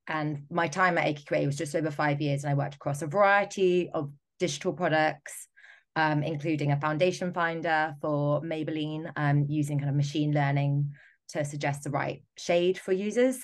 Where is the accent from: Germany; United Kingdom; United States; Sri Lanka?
United Kingdom; I'm speaking as a Brit